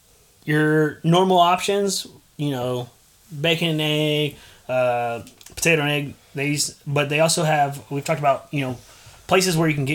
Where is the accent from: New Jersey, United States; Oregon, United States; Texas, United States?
Texas, United States; San Antonio; You always give me crap that I grew up in San Antonio